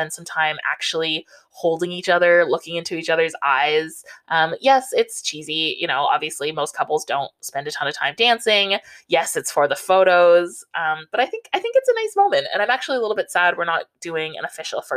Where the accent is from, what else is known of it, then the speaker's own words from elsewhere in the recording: Southern Ontario, Canada; I grew up in Southern Ontario